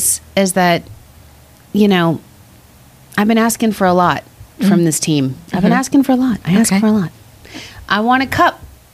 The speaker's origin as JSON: {"language": "English", "town": "Commack", "region": "New York", "country": "United States", "said": "We're from Comac."}